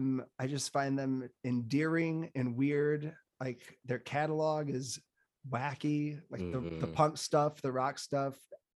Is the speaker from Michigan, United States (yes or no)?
no; Chicago, Illinois, United States; as a Chicagoan